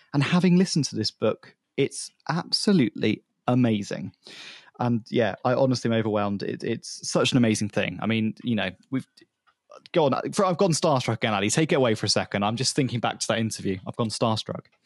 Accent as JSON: {"language": "English", "country": "United Kingdom", "said": "as a British consumer"}